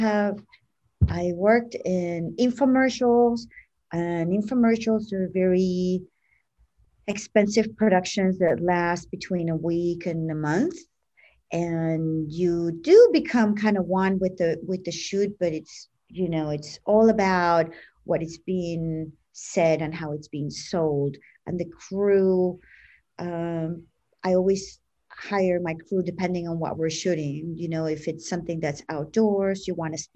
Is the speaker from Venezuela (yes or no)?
yes; Venezuela; also born or lived in United States; now in Florida, United States; I am from Venezuela, lived in America for 30 years